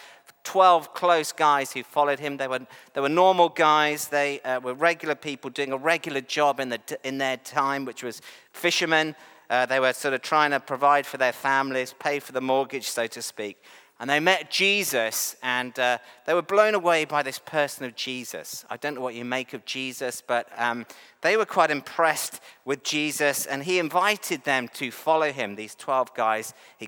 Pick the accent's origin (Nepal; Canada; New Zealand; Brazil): New Zealand; also born or lived in England; I actually have dual nationality, so I am a Kiwi. I'm also English.